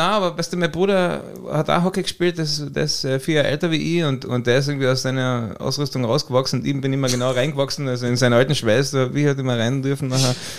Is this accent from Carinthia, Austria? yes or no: yes; Carinthia, Austria; ich bin Kärntner